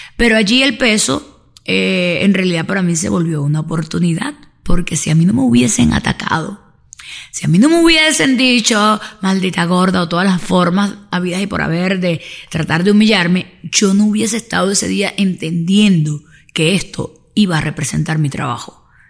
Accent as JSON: {"language": "Spanish", "country": "Venezuela", "said": "como sociedad latina y sobre todo venezolana"}